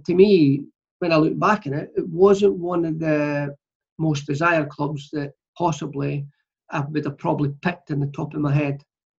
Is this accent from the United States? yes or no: no; Clydebank, Scotland, United Kingdom; moved away; my local team, Clydebank, the chairman asked me to go on trials. I was 13.